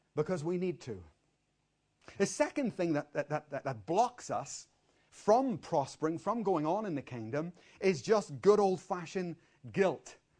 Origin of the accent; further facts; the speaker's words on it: Ireland; I'm born and I'm Irish